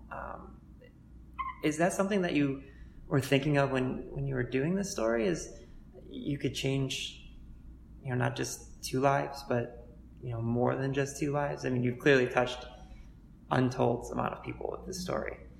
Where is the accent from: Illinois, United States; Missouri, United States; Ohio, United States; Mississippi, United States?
Ohio, United States; Cleveland; I grew up in Cleveland as well. I'm a, I'm a you know native